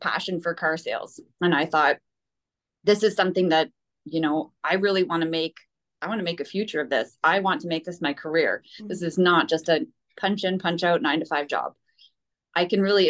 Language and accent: English; Petawawa, Ontario, Canada; also born or lived in Pembroke, Canada; I'm born and raised in Petawawa.